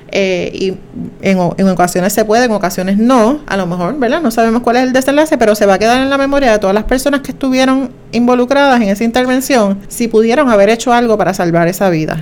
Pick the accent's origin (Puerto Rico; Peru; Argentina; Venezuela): Puerto Rico; Juncos; yo soy de Junco